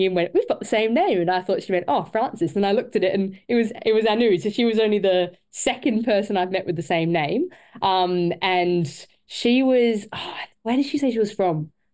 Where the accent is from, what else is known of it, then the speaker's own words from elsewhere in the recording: Cairns, Queensland, Australia; I was born in Cairns